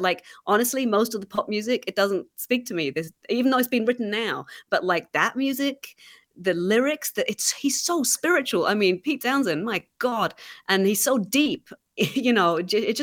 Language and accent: English; England, United Kingdom; moved away; growing up in England